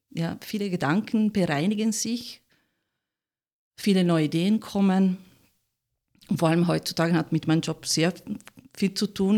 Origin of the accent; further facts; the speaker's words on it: Italy; German is a second language; moved away as an adult; now in Austria; ich bin Italienerin, ganz hundertprozentig. Und äh, ich habe mich verliebt und bin natürlich nach Österreich gekommen